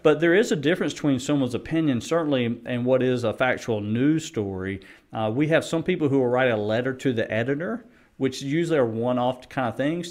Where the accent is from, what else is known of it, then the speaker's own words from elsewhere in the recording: United States; as a Christian and as American at, at my core